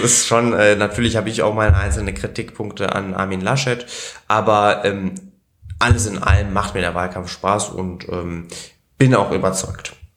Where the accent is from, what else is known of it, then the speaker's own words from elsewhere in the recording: Berlin, Germany; also born or lived in Italy; als ich drei war, sind wir dann nach Deutschland gezogen. Und seitdem bin ich eben hier in Berlin auch. Also ich habe immer in Berlin gewohnt und gelebt. Äh, bin hier zum Kindergarten gegangen, hier bin ich auch in die Schule gegangen